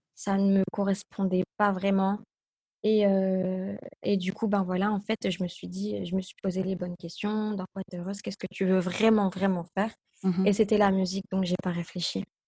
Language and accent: French; Roubaix, Hauts-de-France, France; also born or lived in Los Angeles; je viens de Roubaix en plus, je suis pas de Paris